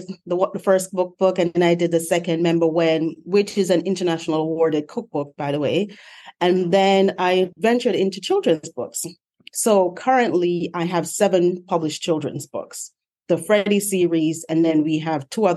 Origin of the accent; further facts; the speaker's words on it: Montego Bay, Saint James, Jamaica; moved away as an adult; now in United States; I'm from Montego Bay, Jamaica